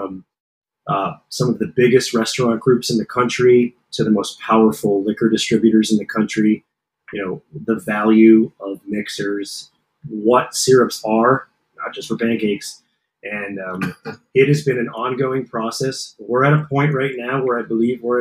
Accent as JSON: {"language": "English", "town": "Lebanon Township", "region": "New Jersey", "country": "United States", "tie": "born or raised there", "said": "I grew up in a small town in New Jersey"}